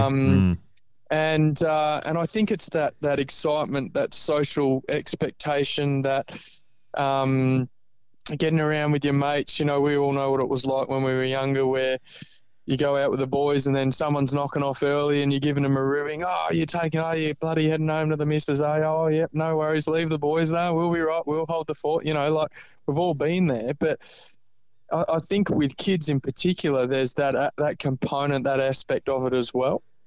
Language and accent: English; Ireland; now in Australia; I live in Australia, but I was born in Ireland